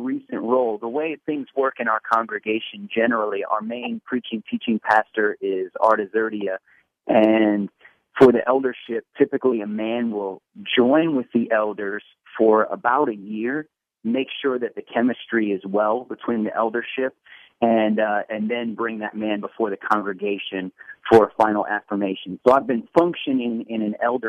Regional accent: Portland, Oregon, United States; also born or lived in New Jersey / Washington, D.C. / Los Angeles; I was born and raised in Portland, Oregon

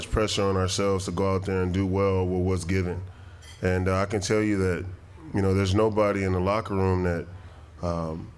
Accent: Long Beach, California, United States; moved away as an adult; now in Green Bay, United States; I was born in Long Beach, California. You know, I went to Long Beach Poly, then went to UCLA.

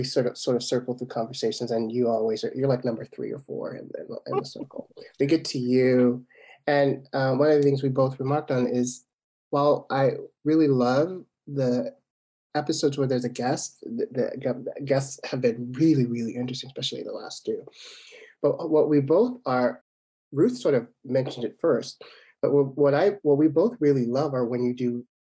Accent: Chicago, Illinois, United States; in 1966 when I was born in Chicago, the south side of Chicago, in a heavily Christian household

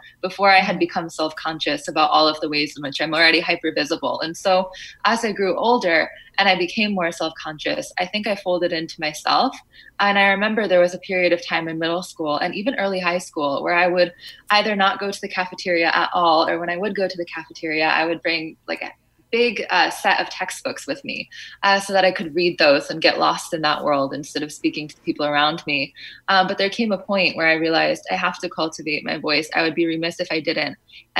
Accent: Fairfield, United States; In Fairfield, we were one of the only, if not the only, Afghan family.

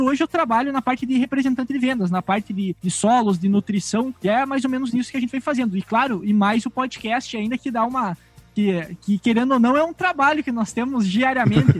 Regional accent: northwest Rio Grande do Sul, Brazil; eu também sou aqui do Rio Grande do Sul. Nós todos somos, né? Somos aqui da região noroeste do Rio Grande do Sul

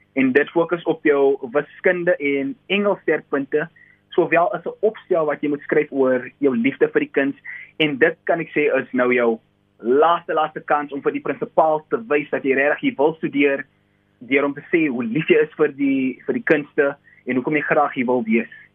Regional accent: South Africa; Ek is van Kruifontein en ek is 'n tweedejaars student

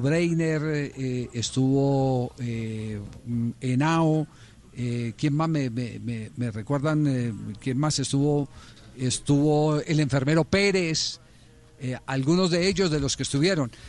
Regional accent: Cali, Valle del Cauca, Colombia; Acá en mi barrio donde me crié, yo en, en Andrés Anín

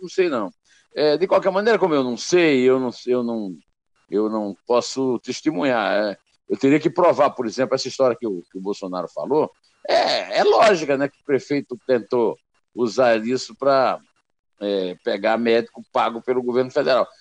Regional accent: Northeast Region, Brazil; eu, como nordestino

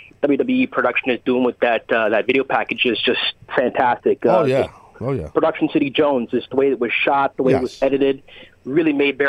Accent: Toronto, Ontario, Canada; my hometown right here in Toronto, Canada.

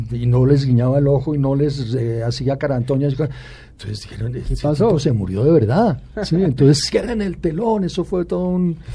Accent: Bogotá, Colombia; yo ya nací en Bogotá.

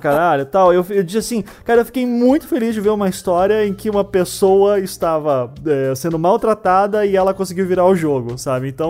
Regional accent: Paraná, Brazil; eu sou aqui do Paraná, eu tinha 8 anos de idade ali em 92

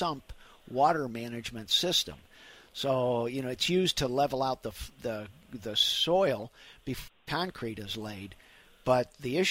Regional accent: St. Louis, Missouri, United States; growing up in St. Louis

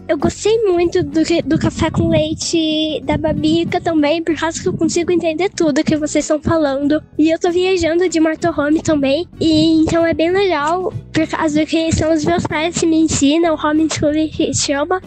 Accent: Campinas, São Paulo, Brazil; Eu sou de Campinas, de São Paulo

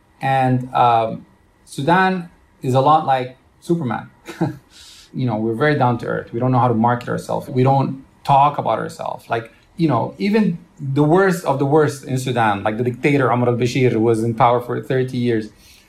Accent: Romania; born there; I was born in Romania.

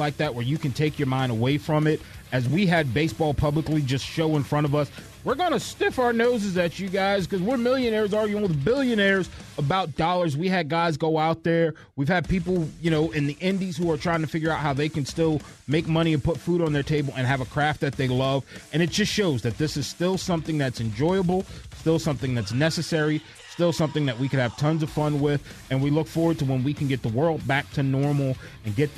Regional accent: New York, United States; moved away; I grew up in New York.

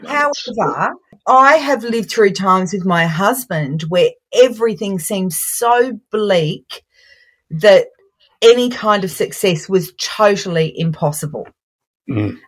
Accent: Brisbane, Queensland, Australia; also born or lived in St Kilda, Melbourne; now in Melbourne, Australia; I'm originally from Brisbane

